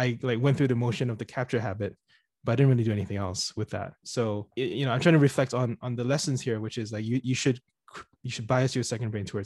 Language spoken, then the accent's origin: English; Singapore; moved away as an adult; also born or lived in United States / United Kingdom / New York City, United States; I was born and raised in Singapore